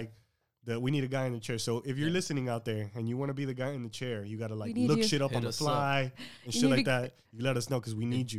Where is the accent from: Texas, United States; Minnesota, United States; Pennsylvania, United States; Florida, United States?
Florida, United States; Miami; accent: Miami; we're all from Miami.